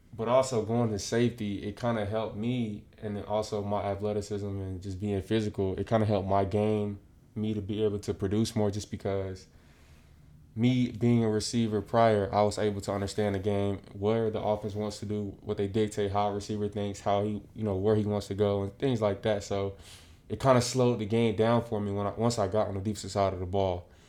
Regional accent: Pompano Beach, Florida, United States; growing up in South Florida, um, sports kinda is instilled in you early

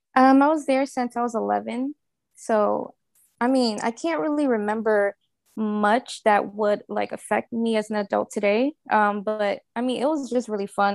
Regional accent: New Orleans, Louisiana, United States; moved away as an adult; now in Houston, United States; I live in Houston, and I've been here since, uh, Katrina, 'cause I'm actually from New Orleans

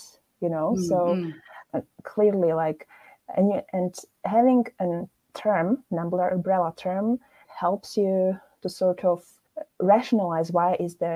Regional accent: Slovakia; moved away as an adult; also born or lived in United Kingdom / Scotland / London / Netherlands; I come from Slovakia, and I have a rather unusual, for some maybe, a background.

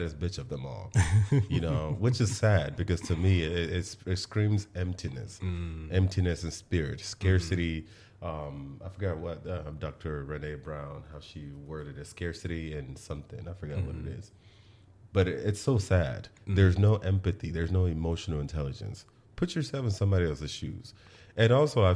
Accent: Nigeria; accent: Nigerian; because of where I was born, because I'm Nigerian

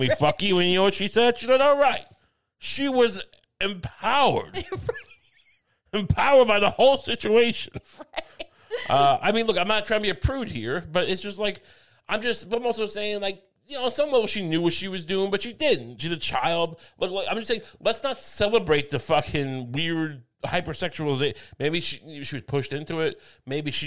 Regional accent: Suffolk County, Long Island, New York, United States; I'm from Suffolk County

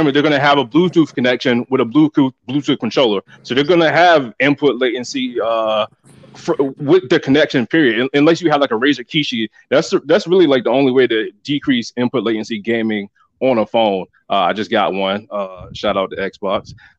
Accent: North Carolina, United States; I'm from North Carolina.

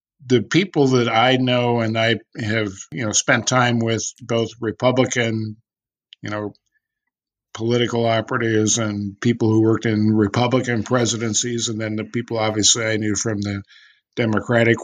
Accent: California, United States; I was growing up in California.

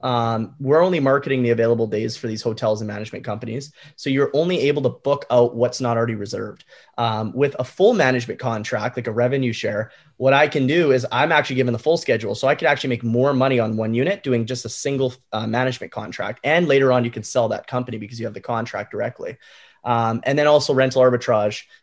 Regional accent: Canada; I'm Canadian

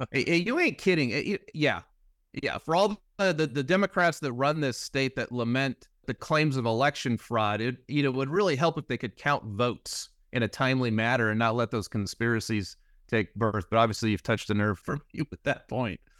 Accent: California, United States; as a Californian

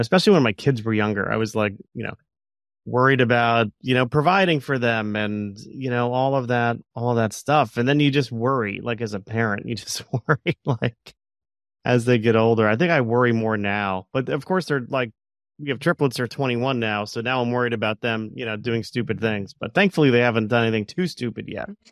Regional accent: Plantation, Florida, United States; growing up in South Florida

